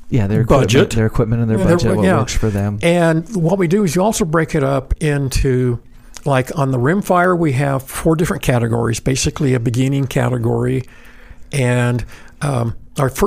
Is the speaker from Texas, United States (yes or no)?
no; Idaho, United States; Like growing up in Idaho